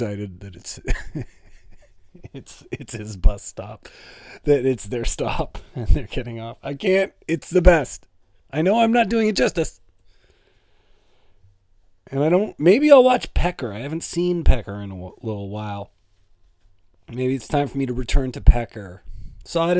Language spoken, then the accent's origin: English; Toronto, Ontario, Canada; We're both from Toronto.